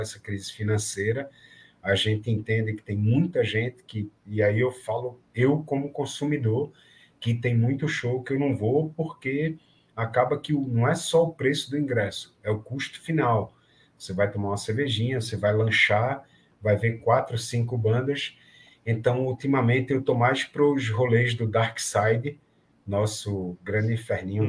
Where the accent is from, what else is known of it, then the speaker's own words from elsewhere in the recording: Recife, Pernambuco, Brazil; alguém de Recife, de Pernambuco